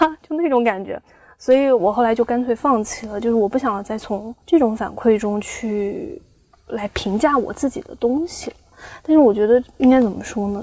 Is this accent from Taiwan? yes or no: no; Xiamen, Fujian, China; 我是厦门的嘛